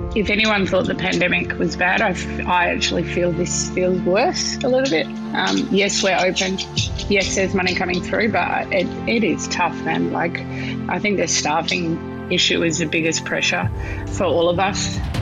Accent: Western Australia, Australia; moved away; get over to Western Australia, which is my hometown

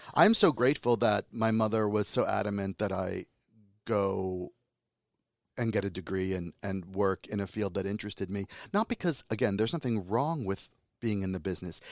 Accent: United States; accent: American; Calabrian (in Italian); also born or lived in Calabria, Italy; So I speak Italian better than a typical Italian American, quote, unquote. but I also have a Calabrian accent, and I have an American accent

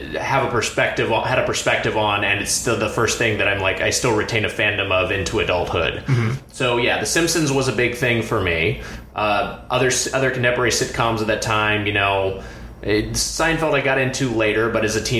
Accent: Lakewood, California, United States; now in Los Angeles, United States; I'm originally from Lakewood, California, which is a suburb right next to Long Beach

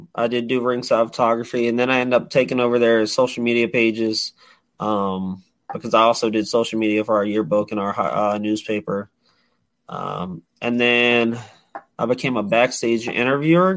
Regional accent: Prince George, Virginia, United States; my hometown of Prince George

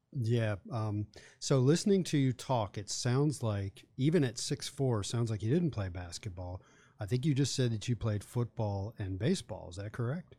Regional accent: Charlottesville, Virginia, United States; also born or lived in Blacksburg, Virginia; I grew up in Charlottesville

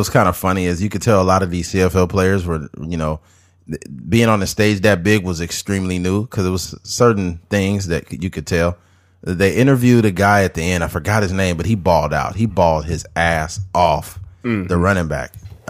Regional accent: Texas, United States; You know, back when I grew up in Texas, we worked on a ranch and played football all day long.

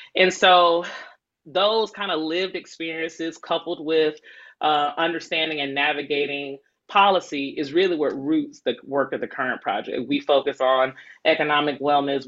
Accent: Decatur, Georgia, United States; I'm born and raised in Decatur

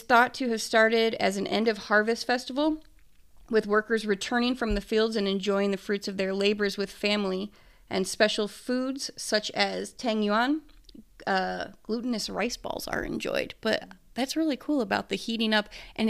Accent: Arizona, United States; I was raised in Arizona

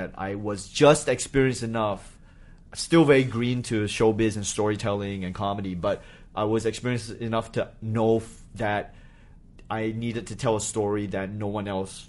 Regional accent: Malaysia; born there; also born or lived in New Hampshire; I was born in Malaysia, and then my parents went to college very late in life.

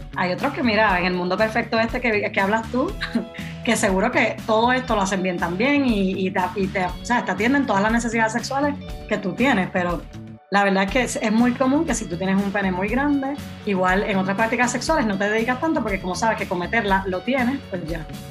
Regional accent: Puerto Rico; now in Spain; vivo en España, pero soy originalmente de Puerto Rico.

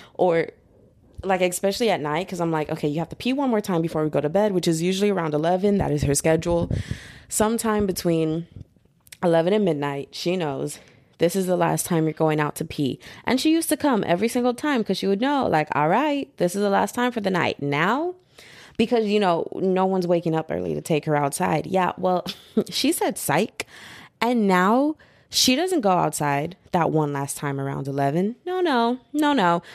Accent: United States; also born or lived in Texas; I'm American

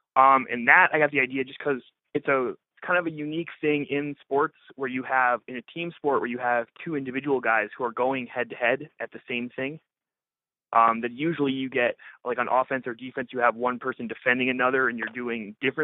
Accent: Ohio, United States; also born or lived in Wisconsin; I grew up in Ohio and started playing in a suburb of Toledo.

